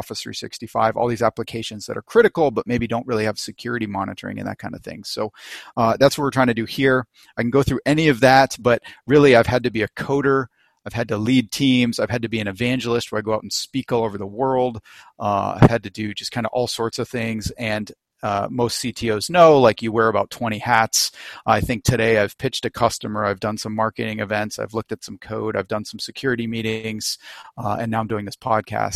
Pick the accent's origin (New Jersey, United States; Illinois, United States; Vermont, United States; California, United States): Vermont, United States; also born or lived in Washington, D.C. / Chicago; now in Newport Beach, United States; I actually grew up in Vermont, so opposite corner of the country